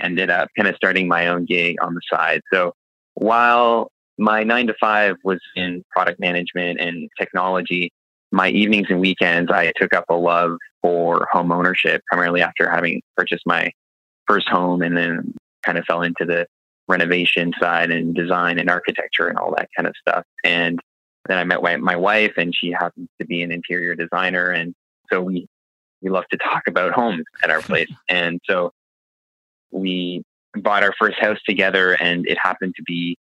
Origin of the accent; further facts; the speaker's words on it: Fredericton, New Brunswick, Canada; I'm from Fredericton, New Brunswick originally. It's also where our company is headquartered. So I was born and raised here